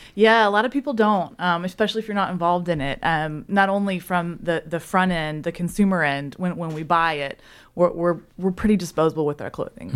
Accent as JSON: {"language": "English", "town": "Memphis", "region": "Tennessee", "country": "United States", "moved": "as an adult", "lives_now": "Chattanooga, United States", "said": "I'm originally from Memphis"}